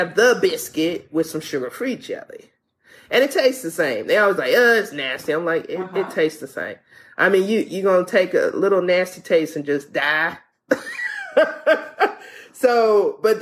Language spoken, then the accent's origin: English; Louisiana, United States; moved away; I'm from Louisiana